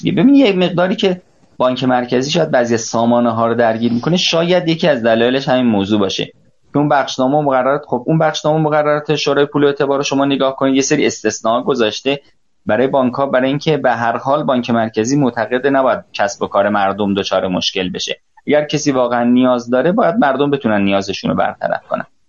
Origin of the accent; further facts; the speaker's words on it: Iran; من به عنوان یک ایرانی